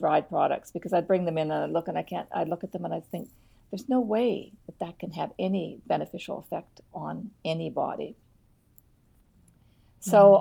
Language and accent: English; Eastern Shore, Nova Scotia, Canada; I was brought up on the Eastern Shore